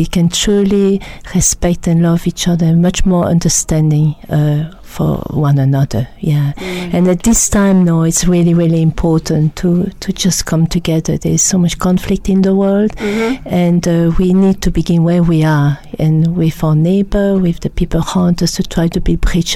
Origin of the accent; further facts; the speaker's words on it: Belgium; accent: French; English is a second language; moved away; As you can hear my French accent, I come from Belgium, and my mother was Flemish and my father was French